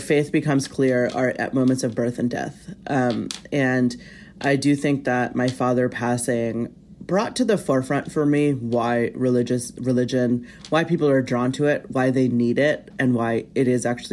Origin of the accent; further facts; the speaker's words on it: United States; I was born and raised in the United States